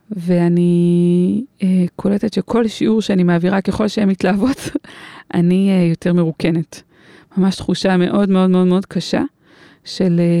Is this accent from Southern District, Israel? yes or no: no; Karnei Shomron, Judea and Samaria Area, Israel; היינו חברות, חברות ביישוב, גדלנו ביישוב, בהתנחלות בשומרון, קרני שומרון